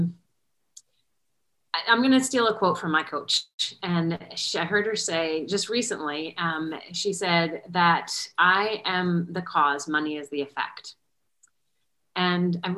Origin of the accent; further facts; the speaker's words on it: New Jersey, United States; now in Charlotte, United States; I am calling in from Charlotte, North Carolina, but I'm originally from Jersey